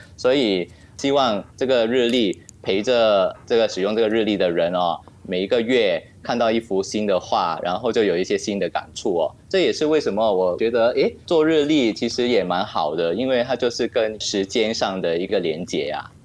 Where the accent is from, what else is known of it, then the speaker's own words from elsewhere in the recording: Singapore; also born or lived in France; 新加坡也是一块小土嘛，哦。然后古生土长嘛